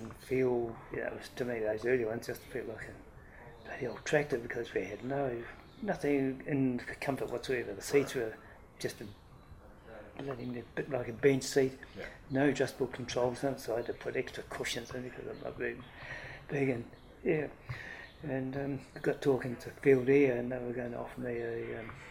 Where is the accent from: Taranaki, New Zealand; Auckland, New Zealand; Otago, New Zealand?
Taranaki, New Zealand; Stratford; also born or lived in Hawera; And we moved to the farm north of Stratford. I did most of my schooling in Stratford.